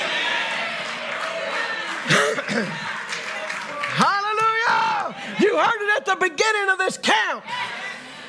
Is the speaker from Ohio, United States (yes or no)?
no; Louisiana, United States; I'm not from here. I'm from Louisiana.